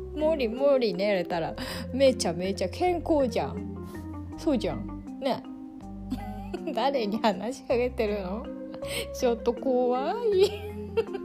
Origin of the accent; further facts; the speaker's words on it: Kansai, Japan; accent: Kansai dialect; 関西弁出てきた